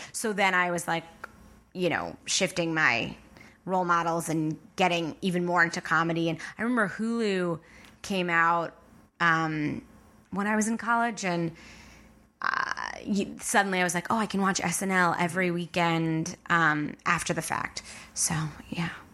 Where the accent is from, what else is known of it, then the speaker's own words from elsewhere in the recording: Long Island, New York, United States; moved away; I'm from Long Island.